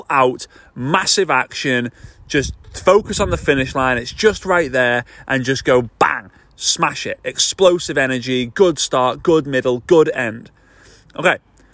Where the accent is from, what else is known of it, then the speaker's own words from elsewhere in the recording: Formby, North West England, United Kingdom; moved away; here in Formby, which is just north of Liverpool in the northwest of the UK. It's my hometown. This is where I grew up